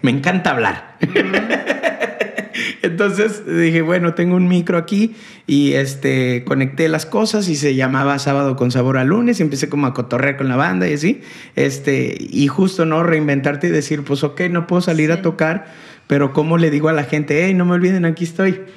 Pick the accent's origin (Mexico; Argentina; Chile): Mexico; León, Guanajuato; now in Monterrey, Mexico; yo soy de León